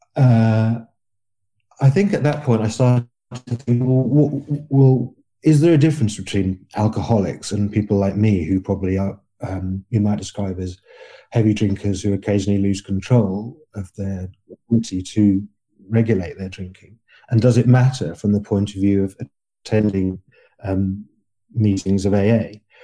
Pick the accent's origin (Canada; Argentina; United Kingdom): United Kingdom; England; I'm fifty-three years old. I'm English and, and a male